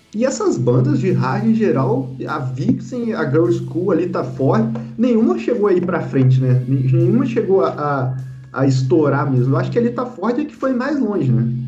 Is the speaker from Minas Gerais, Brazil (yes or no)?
no; Vassouras, Rio de Janeiro, Brazil; eu sou de Vassouras